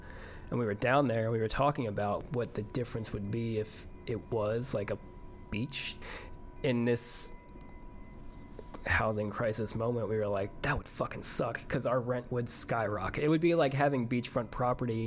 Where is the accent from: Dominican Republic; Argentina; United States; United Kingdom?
United States; New Jersey; moved away as an adult; also born or lived in Florida / Brooklyn, New York; now in Los Angeles, United States; I was born and raised in New Jersey